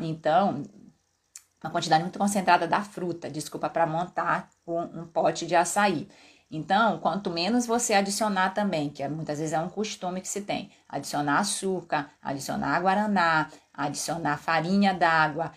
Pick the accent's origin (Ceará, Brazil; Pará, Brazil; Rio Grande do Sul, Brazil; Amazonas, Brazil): Pará, Brazil; moved away; da minha terra, lá do Pará